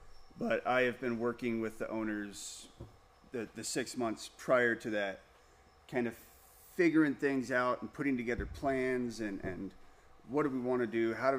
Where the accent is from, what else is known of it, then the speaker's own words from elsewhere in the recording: Colorado, United States; moved away; also born or lived in Bellevue, Washington; Well, originally way back when, Colorado. But I got my start making wine in Washington State.